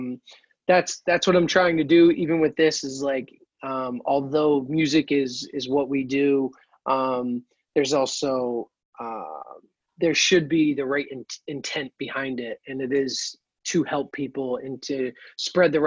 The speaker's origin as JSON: {"language": "English", "town": "Mechanicville", "region": "New York", "country": "United States", "said": "I'm originally from Mechanicville, New York"}